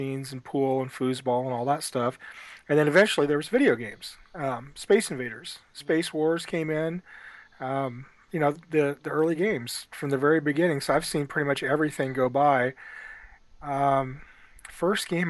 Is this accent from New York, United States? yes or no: no; Ottumwa, Iowa, United States; As a kid, I grew up in Ottumwa, Iowa